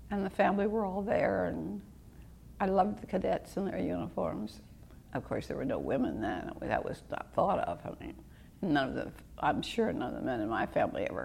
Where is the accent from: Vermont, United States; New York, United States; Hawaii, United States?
Hawaii, United States; Honolulu; born there; I'm 83. I was born in Honolulu, Hawaii.